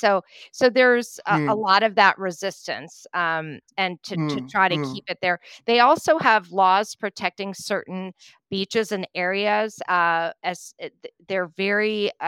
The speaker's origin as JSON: {"language": "English", "region": "East Coast", "country": "United States", "tie": "born or raised there", "said": "When I was growing up on the East Coast in the U.S., the surf is so rough."}